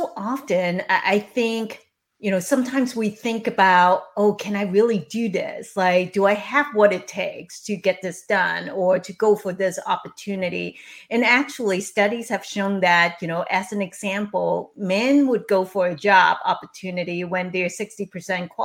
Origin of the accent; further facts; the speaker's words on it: Hong Kong; I was born and raised in Hong Kong by my single mom and my widowed grandmother